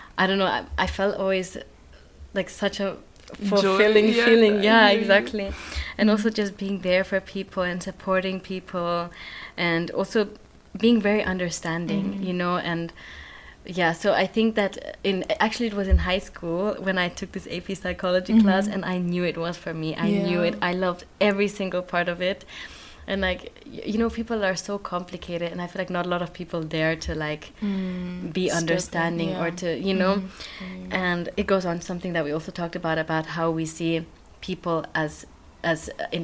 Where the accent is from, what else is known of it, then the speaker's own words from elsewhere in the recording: Switzerland; also born or lived in Kenya; now in Netherlands; I'm from Switzerland and Kenya, but I was born in Switzerland, but then I was also in Kenya for like 10, 11 years.